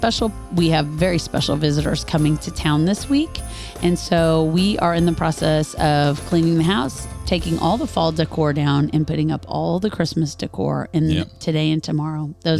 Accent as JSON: {"language": "English", "region": "Kansas", "country": "United States", "moved": "yes", "said": "We're from Kansas"}